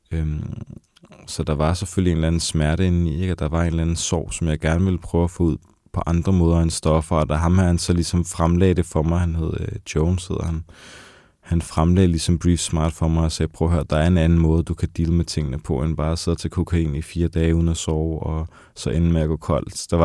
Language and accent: Danish; Copenhagen, Capital Region of Denmark, Denmark; hvor jeg kommer fra det her meget hårde miljø fra Vesterbro og Nørrebro